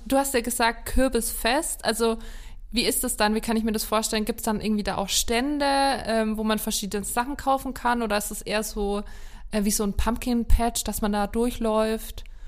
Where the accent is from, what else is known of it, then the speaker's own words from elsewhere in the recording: Lower Franconia, Bavaria, Germany; bei uns in Unterfranken